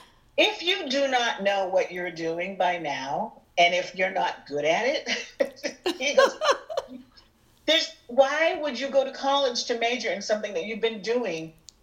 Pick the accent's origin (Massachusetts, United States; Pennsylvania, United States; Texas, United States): Pennsylvania, United States; Erie; moved away as an adult; also born or lived in New York; now in Chicago, United States; I am from Erie, Pennsylvania.